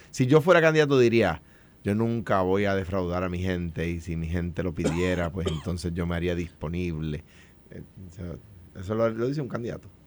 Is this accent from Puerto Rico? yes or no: yes; Coamo, Puerto Rico; y en mi pueblo de Cuamo